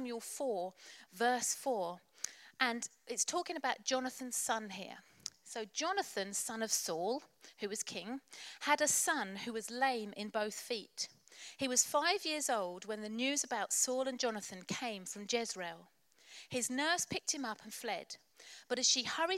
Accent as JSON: {"language": "English", "town": "Colchester", "region": "East of England", "country": "United Kingdom", "tie": "born or raised there", "said": "I've been born and bred in Colchester."}